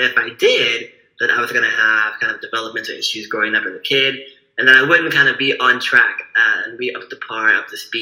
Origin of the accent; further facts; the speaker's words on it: Berkeley, California, United States; I was born here in Berkeley, California, November 5th, 1992